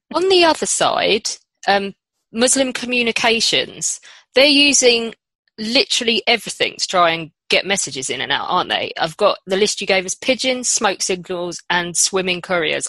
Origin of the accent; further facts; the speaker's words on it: England, United Kingdom; as an English person